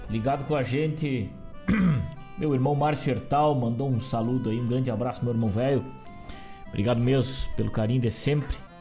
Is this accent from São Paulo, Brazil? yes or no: no; Rio Grande do Sul, Brazil; falando das coisas da nossa terra do jeito que a gente sabe